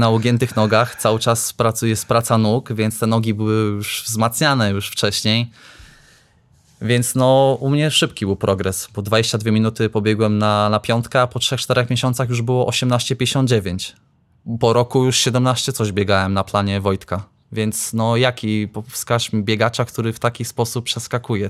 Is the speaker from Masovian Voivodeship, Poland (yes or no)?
no; Iława, Warmian-Masurian Voivodeship, Poland; Jestem z Iławy